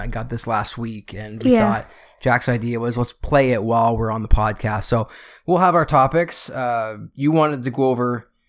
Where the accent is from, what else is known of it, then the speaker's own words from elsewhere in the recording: Burlington, Ontario, Canada; Because I'm from Burlington, I live in Burlington.